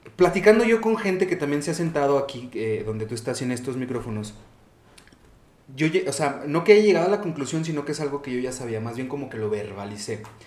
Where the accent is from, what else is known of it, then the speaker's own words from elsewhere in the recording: Zacatecas, Mexico; moved away; also born or lived in Barcelona, Spain; yo salí de Zacatecas. Yo viví cuatro años y pico en España